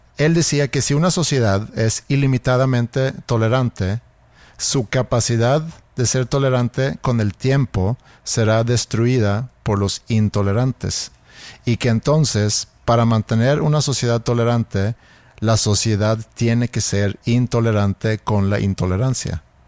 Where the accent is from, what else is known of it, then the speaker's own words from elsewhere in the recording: Sweden; moved away; yo creciendo en Suecia